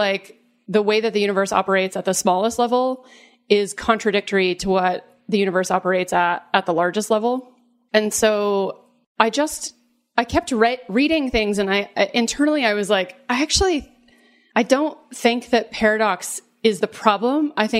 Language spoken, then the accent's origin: English; the South, United States; And I remember growing up in the South and hearing, you know, stories about Jesus